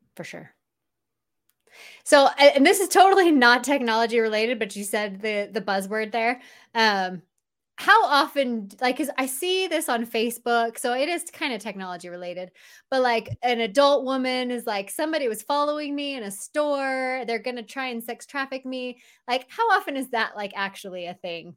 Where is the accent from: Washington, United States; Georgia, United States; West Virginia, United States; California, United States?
California, United States; Southern; now in Utah, United States; I'm actually from Southern California, but we moved to Utah, uh, about seventeen, maybe almost eighteen years ago now.